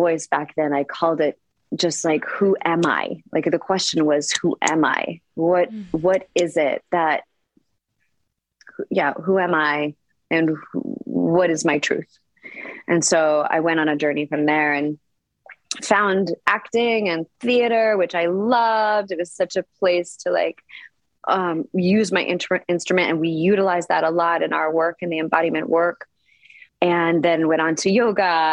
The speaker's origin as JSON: {"language": "English", "country": "Canada", "tie": "born or raised there", "also_born_or_lived": "Punjab, India (ancestry)", "moved": "yes", "lives_now": "Costa Rica", "said": "My parents are both from Punjab, India, from the north of India. And they came to Canada, and then I was born in Canada."}